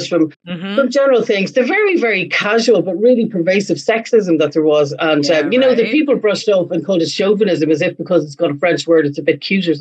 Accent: a town near Belfast, Northern Ireland, United Kingdom; now in Ireland; I was born and reared in Belfast, in a town near Belfast, and I now live in the northwest of Ireland

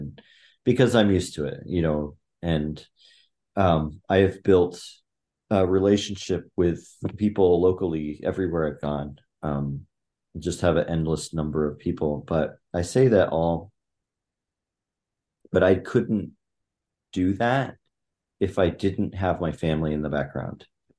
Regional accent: Chiang Mai, Thailand; My parents took my sister and I halfway around the world to Thailand when I was 7, and I grew up in Chiang Mai, Thailand.

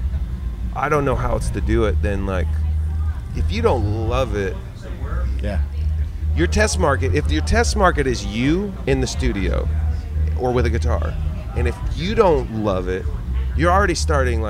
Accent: Eugene, Oregon, United States; I grew up in Eugene, Oregon

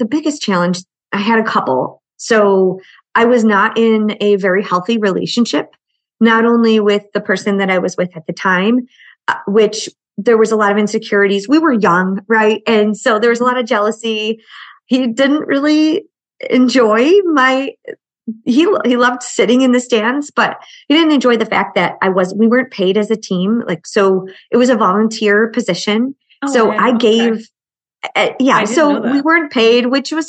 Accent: Buffalo, New York, United States; I grew up in Buffalo and I cheered through very cold winters.

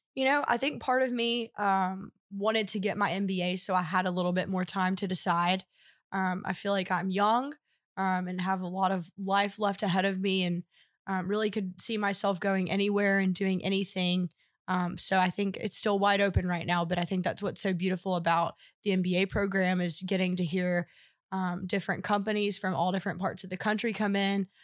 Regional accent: Anniston, Alabama, United States; I'm originally from Anniston, Alabama, where I grew up

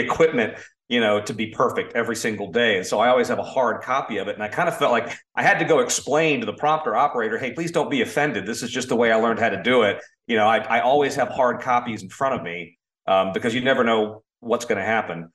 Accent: Orlando, Florida, United States; I grew up in Orlando

